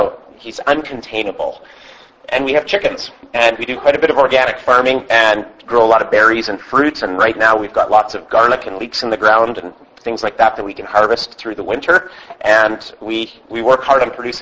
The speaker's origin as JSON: {"language": "English", "area": "Vancouver Island", "region": "British Columbia", "country": "Canada", "said": "we're from Vancouver Island"}